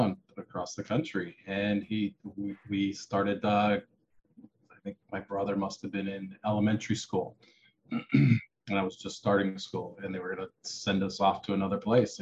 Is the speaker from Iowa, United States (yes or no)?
yes; Iowa, United States; I grew up in Iowa on a farm.